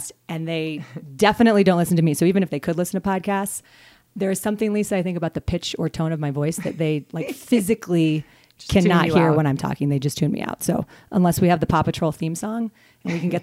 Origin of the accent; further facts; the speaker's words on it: Denver, Colorado, United States; moved away as an adult; also born or lived in Boston; I grew up in Denver.